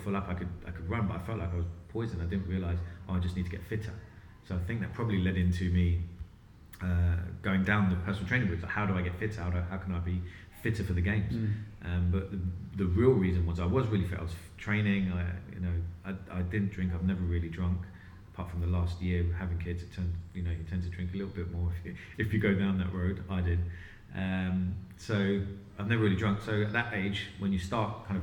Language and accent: English; London, United Kingdom; I was born in London, lived in London my whole life.